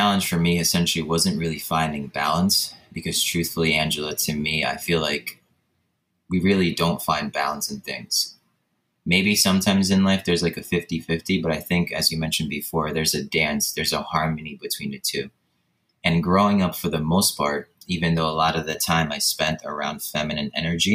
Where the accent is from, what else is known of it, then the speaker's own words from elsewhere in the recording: Poland; moved away; born and raised in Poland in a super small village with just five homes